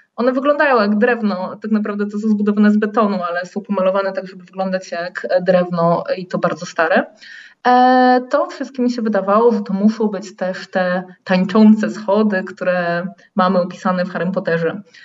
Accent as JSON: {"language": "Polish", "country": "Poland", "tie": "born or raised there", "moved": "as an adult", "lives_now": "Porto, Portugal", "said": "ja wychowałam się w Polsce w dużym mieście"}